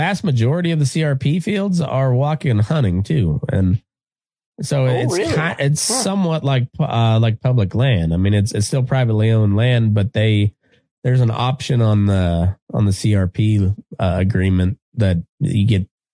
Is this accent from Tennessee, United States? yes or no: no; Walsh, Colorado, United States; moved away as an adult; now in Nevada, United States; I grew up in Colorado